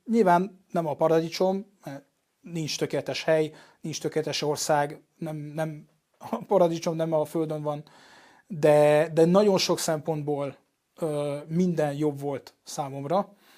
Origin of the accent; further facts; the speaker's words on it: Paris, Île-de-France, France; Hungarian is a second language; moved away as an adult; now in Budapest, Hungary; édesanyám magyar, apám francia, és én tulajdonképpen kint nőttem föl Párizsban